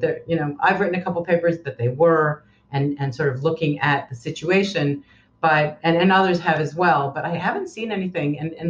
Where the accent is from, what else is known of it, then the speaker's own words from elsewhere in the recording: Westchester, New York, United States; moved away as an adult; also born or lived in Westport, Connecticut; now in Israel; I'm from Westchester, New York